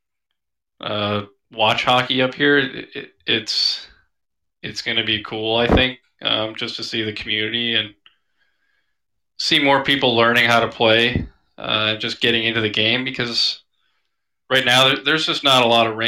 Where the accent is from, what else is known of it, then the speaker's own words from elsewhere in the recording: Minnesota, United States; now in Seattle, United States; I'm from Minnesota